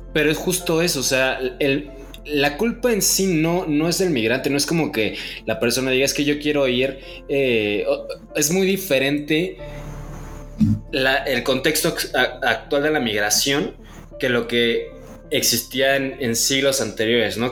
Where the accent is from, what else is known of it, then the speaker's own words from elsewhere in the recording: Mexico; como mexicanos